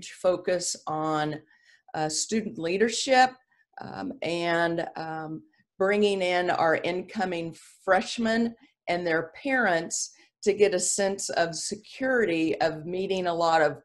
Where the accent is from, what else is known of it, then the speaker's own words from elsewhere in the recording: Independence, Missouri, United States; also born or lived in Maryville, Missouri / Parsons, Kansas; I grew up in Independence, Missouri, went to Truman High School